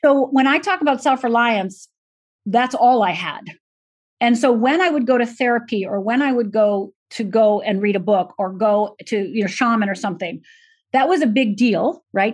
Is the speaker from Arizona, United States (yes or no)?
no; Michigan, United States; moved away; also born or lived in Minnesota / Los Angeles; I was born in Minnesota, grew up physically in Michigan, and emotionally uh, became an adult uh, in Los Angeles.